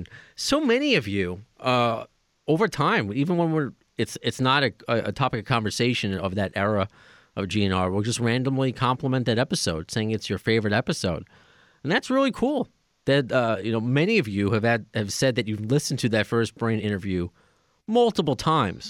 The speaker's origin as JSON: {"language": "English", "region": "New York", "country": "United States", "accent": "New York", "said": "I got that New York thing"}